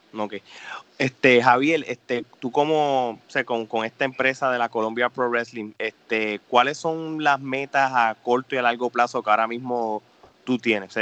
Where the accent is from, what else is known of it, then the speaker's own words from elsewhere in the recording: Puerto Rico; nosotros tres como puertorriqueños